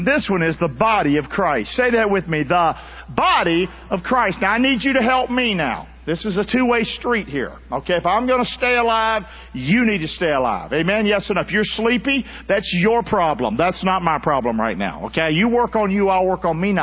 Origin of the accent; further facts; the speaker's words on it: the South, United States; now in Florida, United States; growing up in the South